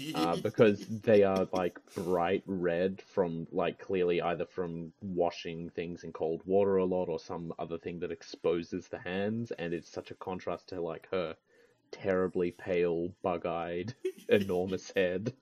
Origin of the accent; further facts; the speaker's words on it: Australia; I'm an Australian